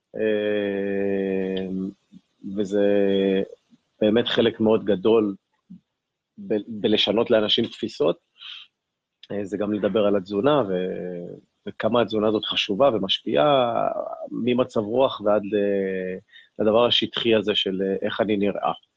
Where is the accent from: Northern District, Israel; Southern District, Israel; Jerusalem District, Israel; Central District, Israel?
Southern District, Israel; Ashkelon; יליד אשקלון, נולדתי ב-1980